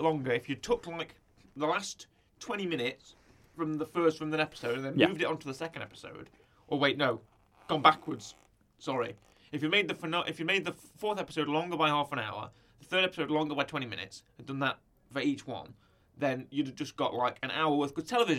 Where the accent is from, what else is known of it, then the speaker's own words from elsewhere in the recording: Utica, New York, United States; Upper New York, Upper New York, really? Because I'm from Utica, and I've never heard of the phrase steamed hams.